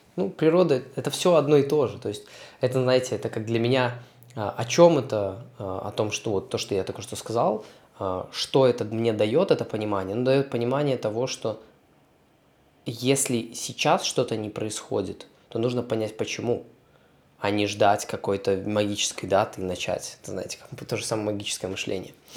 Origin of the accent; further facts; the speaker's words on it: Belarus; moved away as an adult; also born or lived in Poland; я вернулся из Польши в Беларусь, переехал обратно